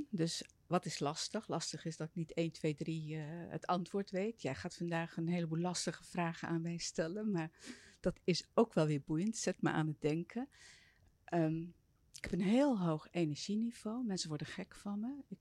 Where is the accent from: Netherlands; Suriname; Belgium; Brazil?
Netherlands; Soest, Utrecht; born there; In Soest.